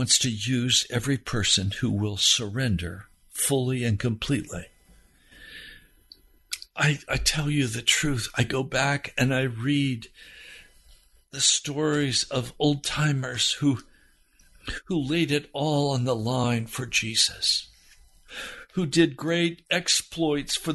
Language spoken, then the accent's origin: English; Denver, Colorado, United States; I was born in Denver, Colorado